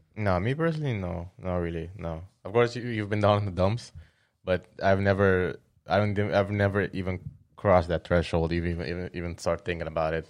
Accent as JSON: {"language": "English", "country": "Curaçao", "tie": "born or raised there"}